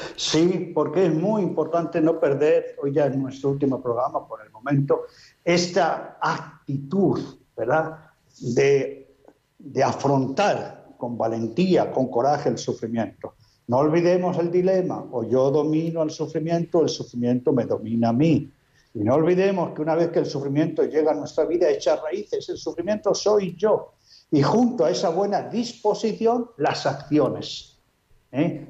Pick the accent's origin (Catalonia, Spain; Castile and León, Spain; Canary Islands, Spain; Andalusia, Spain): Castile and León, Spain; Alba de Tormes; moved away; la santa que está enterrada en mi pueblo, Santa Teresa de Jesús, enterrada en Alba de Tormes, Salamanca.